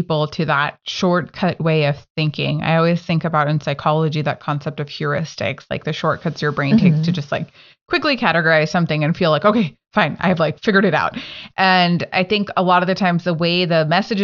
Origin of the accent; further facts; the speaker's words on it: Northern California, United States; I'm from NorCal